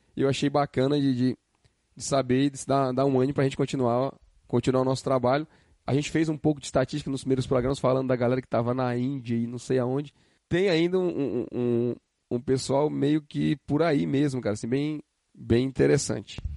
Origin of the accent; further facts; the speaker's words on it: Northeast Region, Brazil; que sou do Nordeste